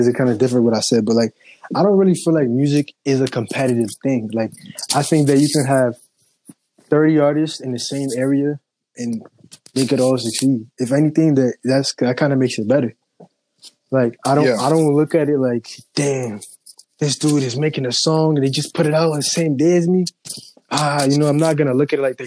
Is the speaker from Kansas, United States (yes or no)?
no; Connecticut, United States; I'm from Connecticut and I'm an artist